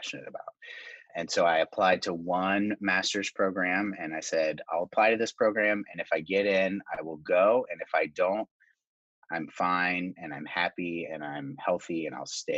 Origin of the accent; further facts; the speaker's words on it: Richmond, Virginia, United States; moved away as an adult; now in Boston area, United States; I grew up in Richmond